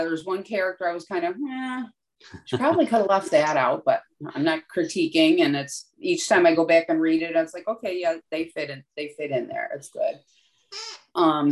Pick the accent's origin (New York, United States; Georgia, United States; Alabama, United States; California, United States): New York, United States; Buffalo; moved away; I'm from Buffalo originally